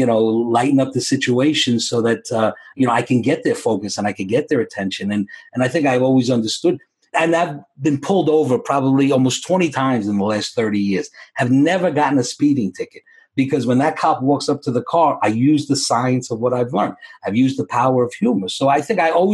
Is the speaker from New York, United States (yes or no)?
yes; New York City, New York, United States; I grew up in the Bronx